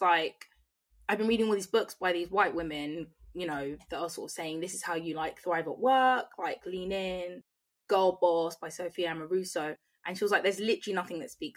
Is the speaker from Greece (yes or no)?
no; Croydon, London, United Kingdom; I'm from Croydon